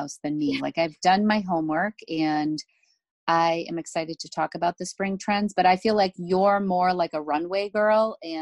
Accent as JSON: {"language": "English", "region": "Northeast", "country": "United States", "said": "we're from the Northeast."}